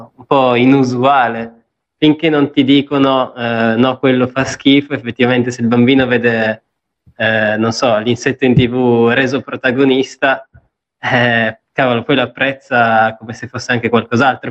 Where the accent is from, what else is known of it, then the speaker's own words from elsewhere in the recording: Apulia, Italy; dalle mie parti in Puglia